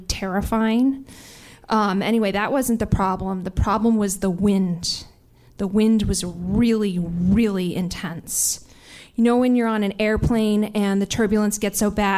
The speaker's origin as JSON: {"language": "English", "town": "New York City", "region": "New York", "country": "United States", "said": "a pathetic, neurotic New Yorker like me"}